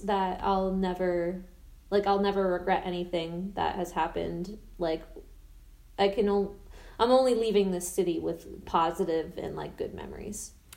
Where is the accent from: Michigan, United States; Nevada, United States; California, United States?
Nevada, United States; Las Vegas; I am a singer from Las Vegas, Nevada, and Las Vegas to me is my home, my family, my community